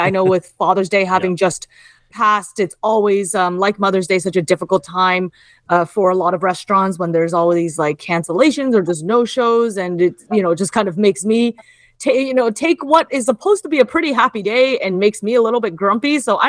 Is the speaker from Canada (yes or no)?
yes; Canada; first language Cantonese; English is a second language; so Chinese is my first language, Cantonese is my first language, but I'm fluent in English, and I talk a lot about wine. And even though I know a lot about wine, I actually, even as someone who is a Canadian native, you know, Canadian Chinese